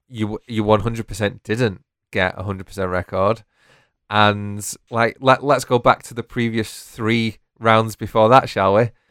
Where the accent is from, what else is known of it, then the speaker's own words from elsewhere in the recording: United Kingdom; We are British